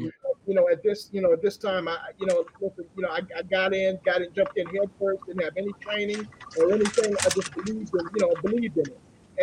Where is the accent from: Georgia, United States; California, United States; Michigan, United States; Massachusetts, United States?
Georgia, United States; Atlanta; I grew up here in Atlanta, Georgia